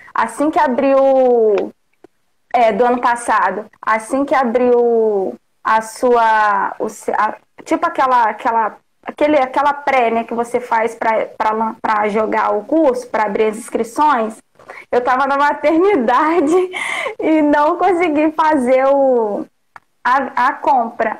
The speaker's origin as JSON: {"language": "Portuguese", "town": "Porciúncula", "region": "Rio de Janeiro", "country": "Brazil", "tie": "born or raised there", "also_born_or_lived": "Belford Roxo / Natividade", "said": "Eu nasci em Porciúncula"}